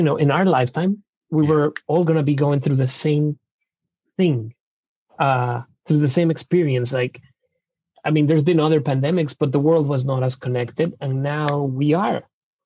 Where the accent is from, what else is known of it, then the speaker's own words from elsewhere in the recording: Mexico City, Mexico; English is a second language; moved away as an adult; now in Seattle, United States; I'm originally from Mexico City